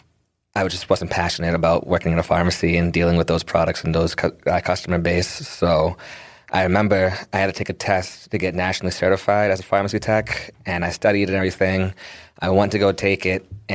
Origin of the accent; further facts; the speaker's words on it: Quincy, Massachusetts, United States; I'm from Quincy, in a dispensary right in Quincy, too